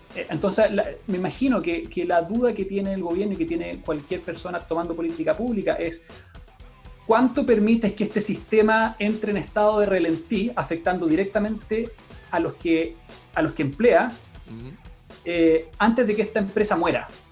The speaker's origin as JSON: {"language": "Spanish", "town": "Santiago", "region": "Santiago Metropolitan Region", "country": "Chile", "moved": "as an adult", "lives_now": "Pucón, Chile", "said": "nosotros somos originalmente de Santiago mi, con mi esposa"}